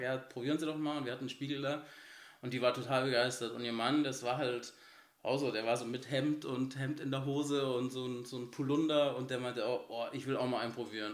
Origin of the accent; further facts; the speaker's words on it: Bavaria, Germany; also born or lived in Munich; now in Cologne, Germany; ich bin in Bayern aufgewachsen